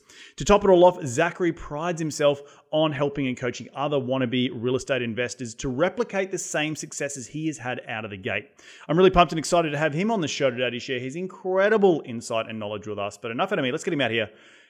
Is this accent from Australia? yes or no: yes; Australia; accent: Australian; now in United Kingdom; remember moving to England many, many years ago, and people couldn't understand what I was saying because of my thick Australian accent.